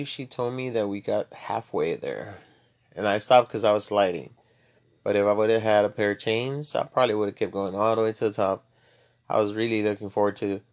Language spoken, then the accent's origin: English; Laredo, Texas, United States; moved away as an adult; now in San Antonio, United States; I'm from Laredo, Texas. Born and raised